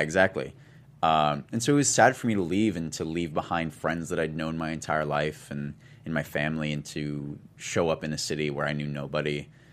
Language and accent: English; Tumwater, Washington, United States; moved away; I'm from, uh, I'm from Tumwater